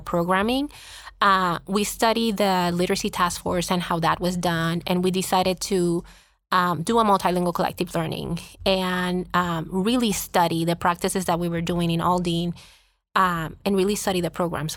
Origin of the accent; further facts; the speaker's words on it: Puerto Rico; first language Spanish; English is a second language; moved away as an adult; I was born and raised in Puerto Rico